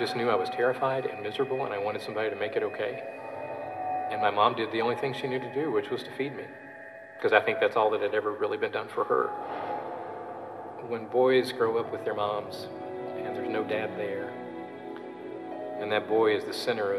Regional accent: Louisville, Kentucky, United States; I'm originally from Louisville, Kentucky, born and raised there

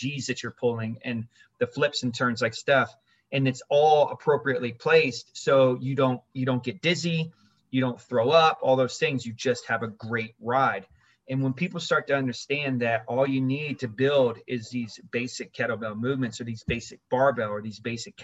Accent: Orlando, Florida, United States; also born or lived in Germany / Berlin; we moved to Orlando, and then that's where I grew up in Orlando

